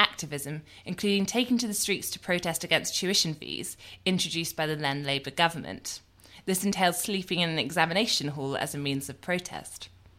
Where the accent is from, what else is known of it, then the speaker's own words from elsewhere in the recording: Inverurie, Scotland, United Kingdom; I grew up also in Aberdeenshire and Inverurie.